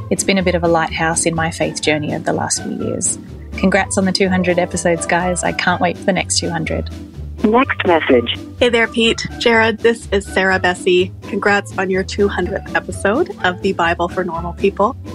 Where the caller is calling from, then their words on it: Tumbarumba, New South Wales, Australia; from Tumbiumbi in New South Wales, Australia.